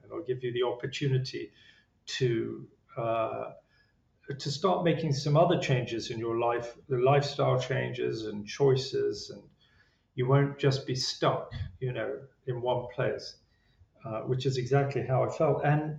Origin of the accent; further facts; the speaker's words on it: England, United Kingdom; Being English, I was, probably downplayed it.